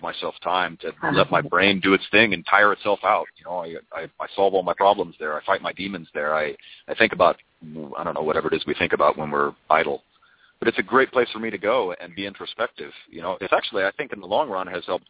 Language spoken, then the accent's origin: English; Redondo Beach, California, United States; also born or lived in Torrance, California; I was born in Torrance, Southern California. I was raised in South Bay, kind of like Redondo Beach, Hermosa Beach area